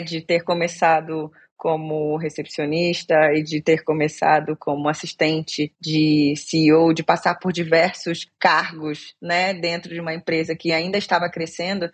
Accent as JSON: {"language": "Portuguese", "country": "Brazil", "also_born_or_lived": "England / Dublin, Ireland", "moved": "as an adult", "said": "eu saí do Brasil muito nova, né, para fazer faculdade de comunicação. Então, saí daqui, fui para a Inglaterra."}